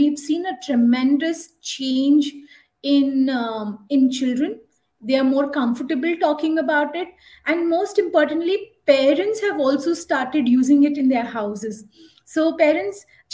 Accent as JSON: {"language": "English", "country": "India", "said": "I am from India, one of the most colorful and cultural country, and I am based in Bangalore"}